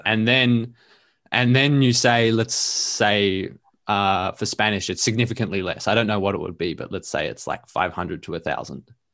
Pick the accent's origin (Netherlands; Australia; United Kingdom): Australia; Melbourne, Victoria; first language English; I'm an Australian dude. I live in Melbourne, Australia, and I have for my whole life.